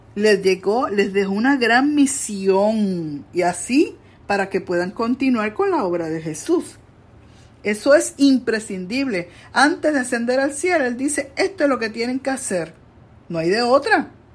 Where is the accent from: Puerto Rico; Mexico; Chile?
Puerto Rico; Coamo; allá en mi pueblo de Cuamo